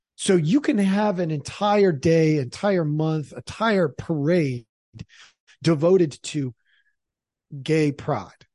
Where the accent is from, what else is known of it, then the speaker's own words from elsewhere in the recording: Portland, Oregon, United States; moved away; also born or lived in Idaho; I'm not actually from Idaho. I'm from Oregon.